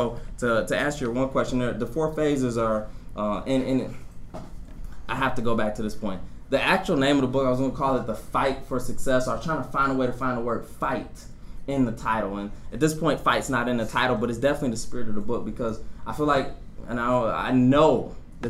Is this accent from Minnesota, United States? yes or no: no; Detroit, Michigan, United States; being a kid in the inner city of Detroit, and I always tell people I'm from Detroit, Detroit.